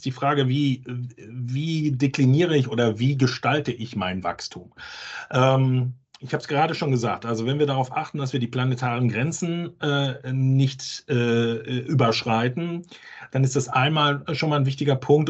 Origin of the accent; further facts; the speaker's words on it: Hamburg, Germany; wo ich herkomme, aus Hamburg